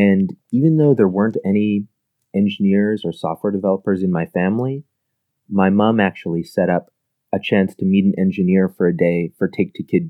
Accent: middle of Canada, central Canada, Canada; I'm actually a Canadian, and I come from the middle of Canada, which is kind of surprising to a lot of people. It's about halfway between Toronto and Vancouver.

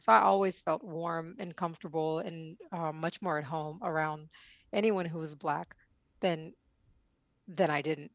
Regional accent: Oklahoma City, Oklahoma, United States; also born or lived in Mumbai, India / Houston, Texas; I was born in Mumbai, India, and I lived there until I was about five, and then I moved from Mumbai to Houston Um, and I, I was there for a few years, and then I moved to Oklahoma City

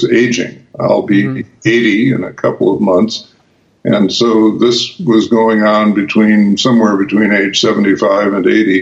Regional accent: Chicago, Illinois, United States; now in Wisconsin, United States; I grew up in Chicago rooting for the Cubs

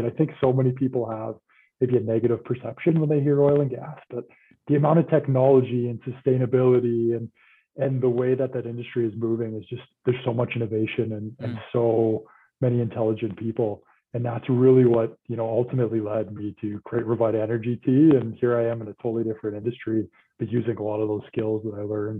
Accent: Calgary, Alberta, Canada; based in Calgary, born and raised.

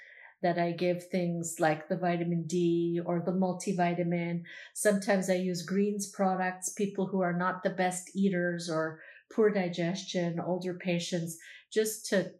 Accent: Canada; I'm Canadian

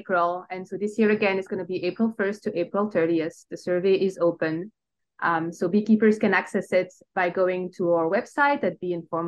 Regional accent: Belgium; English is a second language; moved away as an adult; also born or lived in Brussels; now in United States; I tell by my accent, I'm not originally from the United States. I actually, I'm originated from Belgium.

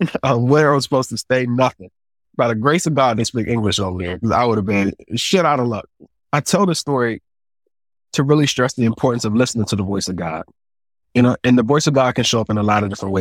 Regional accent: United States; I'm from the States

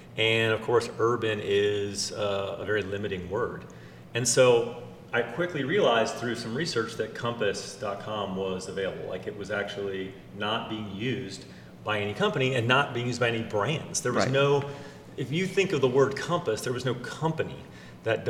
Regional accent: Atlanta, Georgia, United States; moved away as an adult; also born or lived in Gainesville, Florida / Virginia; now in New York City, United States; I grew up in Atlanta, Georgia

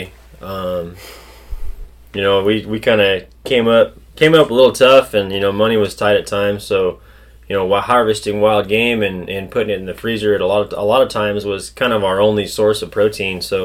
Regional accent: Paso Robles, California, United States; also born or lived in Salinas Valley, California; I was born in the Salinas Valley and then raised in Paso Robles area, northern San Luis Obispo County

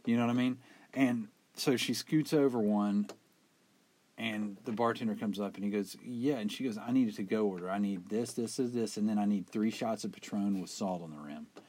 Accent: West Virginia, United States; we're from West Virginia

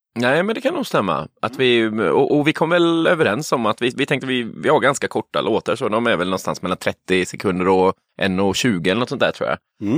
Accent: Huskvarna, Jönköping County, Sweden; moved away; Jag är uppvuxen i eh, Huskvarna utanför Jönköping

